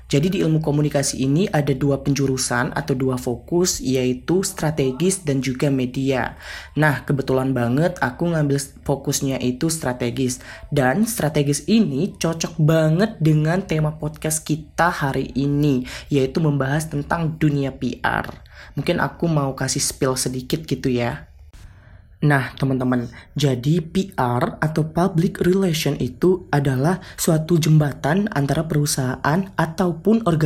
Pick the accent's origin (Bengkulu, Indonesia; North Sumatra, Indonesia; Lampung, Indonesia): Bengkulu, Indonesia; Jadi, teman-teman, aku berasal dari Provinsi Bengkulu.